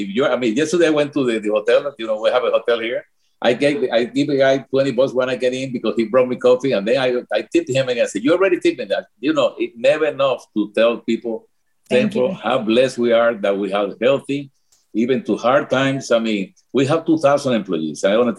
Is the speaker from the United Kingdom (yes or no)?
no; Cuba; English is a second language; moved away; And back on our feet, even when the accident happened, even when we came from Cuba.